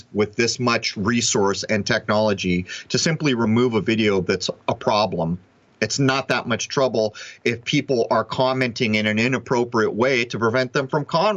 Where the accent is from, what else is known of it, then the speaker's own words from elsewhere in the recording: United States; I grew up in the United States of America